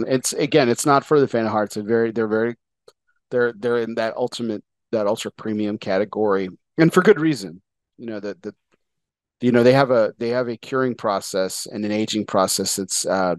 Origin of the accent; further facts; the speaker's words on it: Texas, United States; I know I'm Texan.